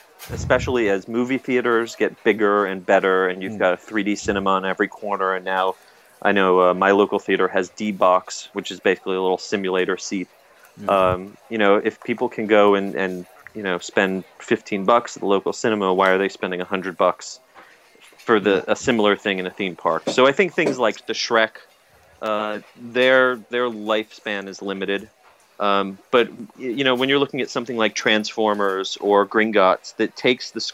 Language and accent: English; United States; as an American